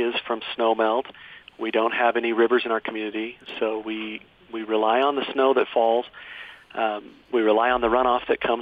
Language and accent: English; Cottonwood Heights, Utah, United States; also born or lived in Provo, Utah; I grew up in the Cottonwood Heights area, and I lived in Provo for a while